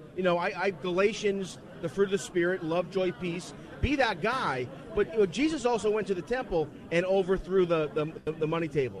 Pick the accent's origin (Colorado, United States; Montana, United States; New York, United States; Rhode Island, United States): New York, United States; New York City; I'm from the Bronx.